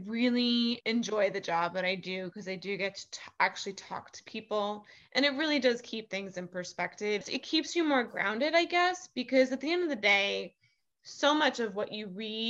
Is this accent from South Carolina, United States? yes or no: no; New York City, New York, United States; as a New Yorker